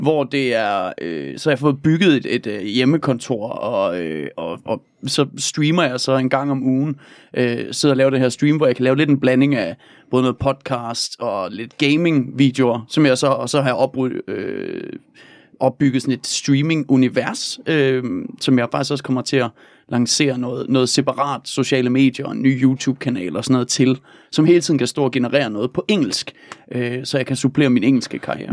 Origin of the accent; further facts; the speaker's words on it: Denmark; som dansker